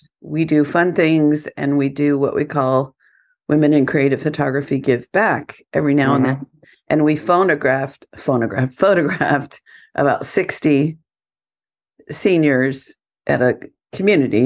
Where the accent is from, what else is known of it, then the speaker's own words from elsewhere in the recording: Southern California, United States; I'm from Southern California